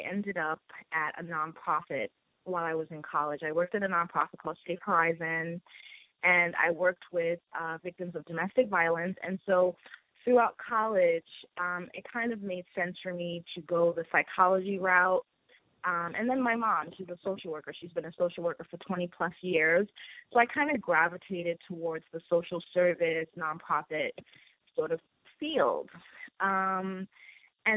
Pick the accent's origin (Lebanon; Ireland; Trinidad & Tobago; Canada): Trinidad & Tobago; now in Brooklyn, United States; I am originally from Trinidad and Tobago, and I reside in Brooklyn, New York.